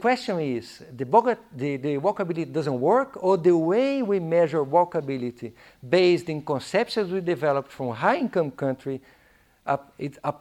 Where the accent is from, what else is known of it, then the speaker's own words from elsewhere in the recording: Curitiba, Paraná, Brazil; English is a second language; moved away; Curitiba, my hometown